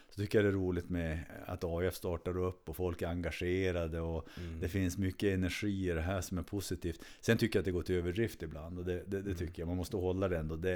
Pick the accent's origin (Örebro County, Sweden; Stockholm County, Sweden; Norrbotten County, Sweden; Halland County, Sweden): Norrbotten County, Sweden; Kiruna; also born or lived in Uppsala; född och uppvuxen i Kiruna.